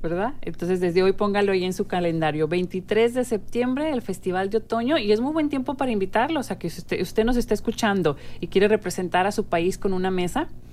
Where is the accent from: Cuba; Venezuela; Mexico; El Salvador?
Mexico; now in United States; nuestro país de, origen, que es, México. Las dos que estamos hoy aquí de, de locutoras somos mexicanas muy contentas de serlo